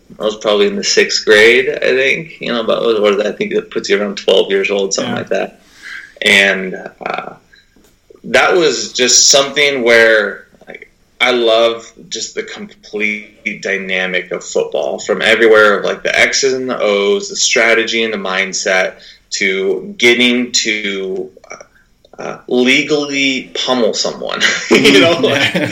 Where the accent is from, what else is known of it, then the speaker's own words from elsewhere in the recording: Burlington, Washington, United States; I'm a small town kid, born and raised in Burlington, Washington